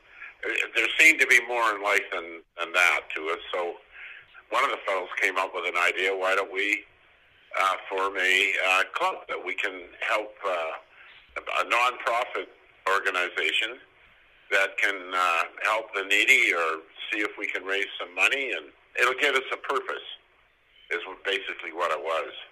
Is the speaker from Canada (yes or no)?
yes; Nanaimo, British Columbia, Canada; moved away as an adult; now in Port Alberni, Canada; I live in Port Alberni, British Columbia, Canada. Born and raised in Nanaimo